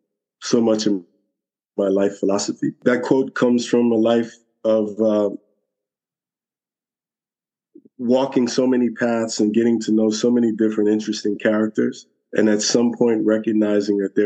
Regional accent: New York City, New York, United States; I was born and raised here in Brooklyn, New York, 60 years

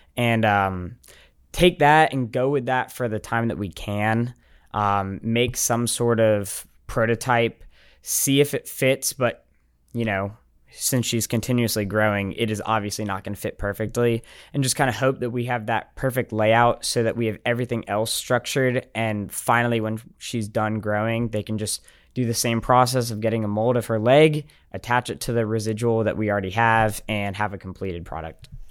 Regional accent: Smyrna, Georgia, United States; moved away as an adult; I'm from Atlanta.

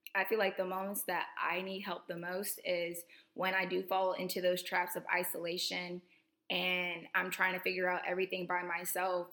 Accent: Tallahassee, Florida, United States; moved away as an adult; I'm coming to you with a second episode here from my hometown in um, Tallahassee, Florida. I'm back home for Thanksgiving break.

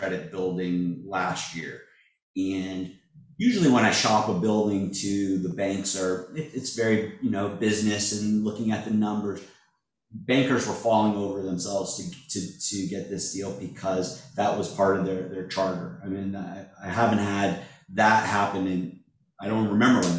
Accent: Springfield, Massachusetts, United States; now in Hermosa Beach, United States; I was born and raised in the Springfield area

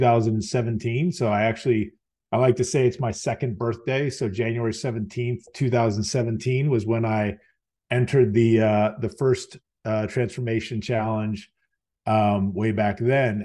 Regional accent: Virginia, United States; born and raised in Virginia, um, spent most of my life here

